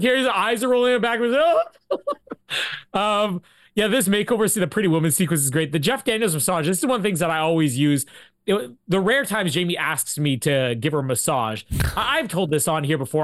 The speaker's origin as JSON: {"language": "English", "country": "Canada", "tie": "born or raised there", "said": "we're Canadian"}